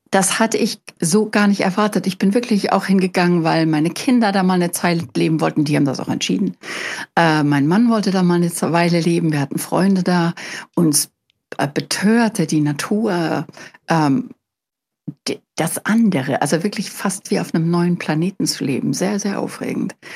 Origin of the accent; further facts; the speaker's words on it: Germany; moved away; also born or lived in United States; als Deutscher